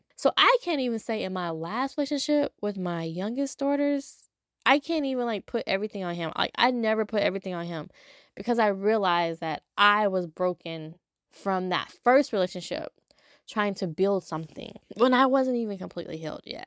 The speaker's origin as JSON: {"language": "English", "town": "Los Angeles", "region": "California", "country": "United States", "moved": "as an adult", "lives_now": "Louisiana, United States", "said": "I'm from Los Angeles"}